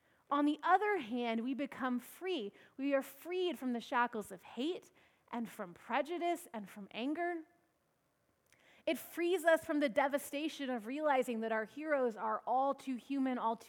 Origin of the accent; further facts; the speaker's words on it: Washington, United States; moved away; up in Washington State, my home state